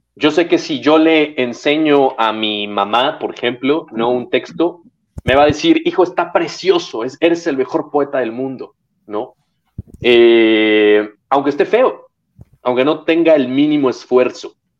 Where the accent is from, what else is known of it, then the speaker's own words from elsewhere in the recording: Mexico; moved away; also born or lived in Serbia / Spain; después me regreso a México